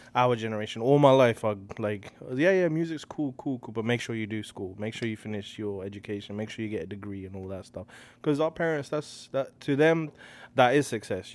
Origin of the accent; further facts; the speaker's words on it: Slough, South East England, United Kingdom; moved away as an adult; also born or lived in Hounslow; now in Toronto, Canada; I'm born and raised in a place called Slough, and then, uh, I moved from Slough to a place called Hounslow